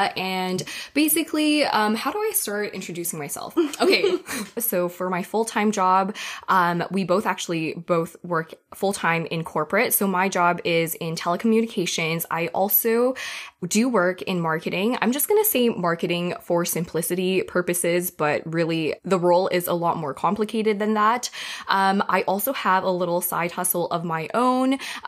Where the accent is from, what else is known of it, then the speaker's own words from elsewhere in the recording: Taiwan; now in Toronto, Canada; I am, I guess you could say Chinese, but if you want to be real specific, specific, I'm actually from Taiwan. My family, my whole family is from Taiwan. Right now, I actually live in Toronto full time